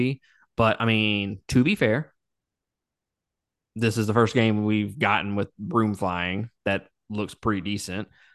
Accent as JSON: {"language": "English", "region": "Mississippi", "country": "United States", "said": "from Mississippi"}